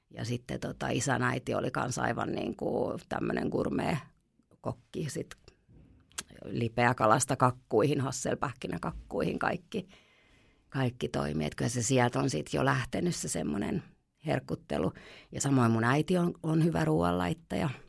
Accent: Helsinki, Uusimaa, Finland; moved away as an adult; now in Hanko, Finland; mehän ollaan Helsingistä kotoisia

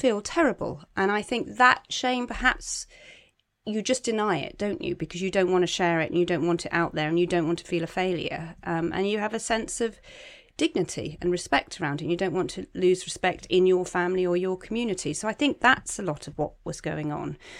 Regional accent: Cornwall, South West England, United Kingdom; moved away; I'm from Cornwall, I go back a lot

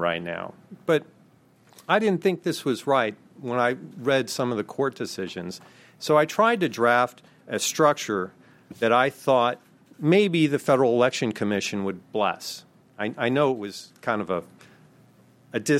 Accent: Maryland, United States; Maryland, my home state

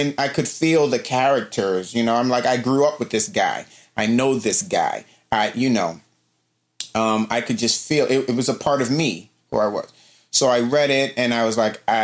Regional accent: Baltimore, Maryland, United States; also born or lived in New York; I was born in New York, but my mother is originally from Baltimore. So when I was very young, my mom and dad split. And when they split, my mom moved back home to Baltimore and took me with her. And I was seven, me and my sister. My sister was five. I was seven. So I lived in Baltimore for 10 years growing up in Baltimore

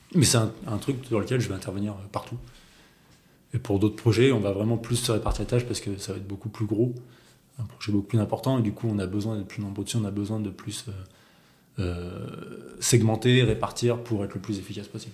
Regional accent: Auvergne-Rhône-Alpes, France; moved away as an adult; also born or lived in Paris; je suis auvergnat

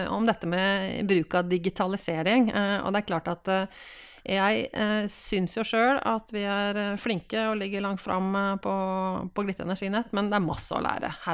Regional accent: Drammen, Buskerud, Norway; Jeg er fra Drammen

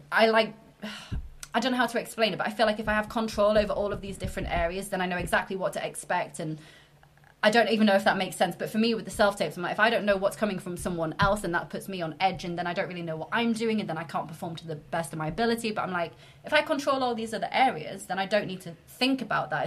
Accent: York, Yorkshire and the Humber, United Kingdom; I'm originally from York. I don't have the accent. My parents have very strong northern accents.

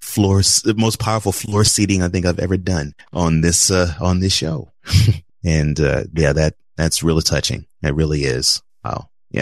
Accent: Houston, Texas, United States; moved away; It's been really a rough week for my hometown of Houston

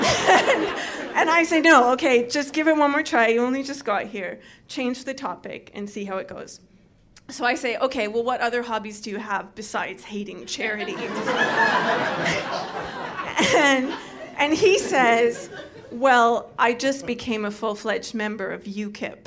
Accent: Canada; now in United Kingdom; being a Canadian

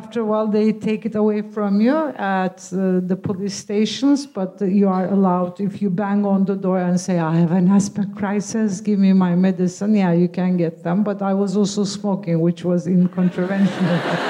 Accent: Turkey; It was more restrictive in some ways, but I belong to a more secular kind of culture. So it was very democratic and liberal and similar to Britain.

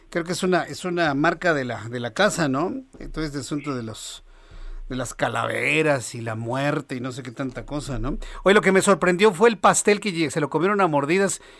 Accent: Mexico

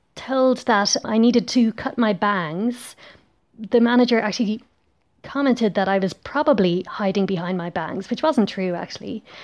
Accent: Ireland; now in Belgium

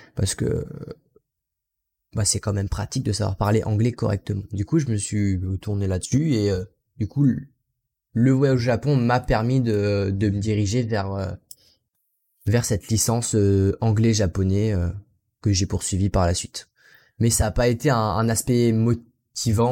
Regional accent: France; also born or lived in Aichi, Japan; Je suis français. Je suis pas natif anglophone

